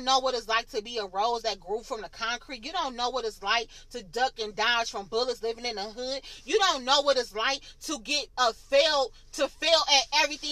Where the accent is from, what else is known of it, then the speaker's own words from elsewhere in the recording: Michigan, United States; moved away; I'm from Michigan